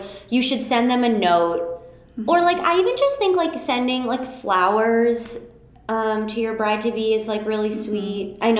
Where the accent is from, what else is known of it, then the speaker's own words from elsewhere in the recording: Michigan, United States; because we're from Michigan